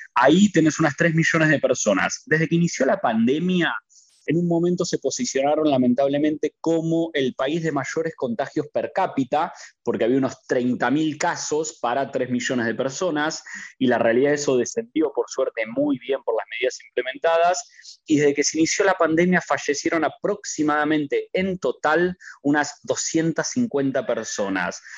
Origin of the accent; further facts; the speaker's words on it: Argentina; moved away as an adult; now in Qatar; soy argentino